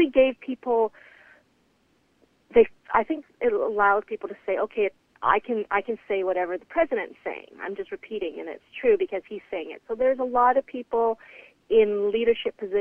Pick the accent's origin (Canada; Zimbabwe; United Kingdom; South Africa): Canada; I've been in Canada since I was 14 months old, and I feel connected to Canada more than any other country, even though I was born elsewhere